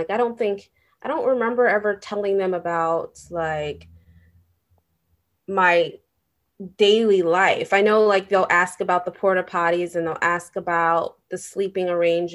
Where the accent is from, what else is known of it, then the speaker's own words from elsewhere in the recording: New York City, New York, United States; as a New Yorker